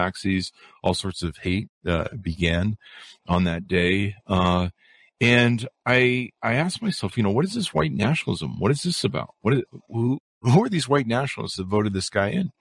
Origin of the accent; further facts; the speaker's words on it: California, United States; I grew up in California